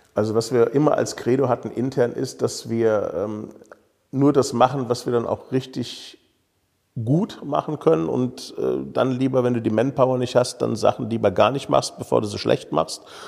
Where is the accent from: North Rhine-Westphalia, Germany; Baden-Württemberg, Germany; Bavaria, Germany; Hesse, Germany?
Hesse, Germany; Königstein im Taunus; ich bin hier in Königstein geboren und habe so ein bisschen Lokalpatriotismus im Blut